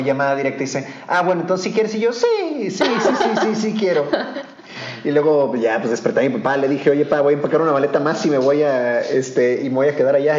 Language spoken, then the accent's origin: Spanish; Mexico; moved away as an adult; also born or lived in Germany / England; yo era mexicano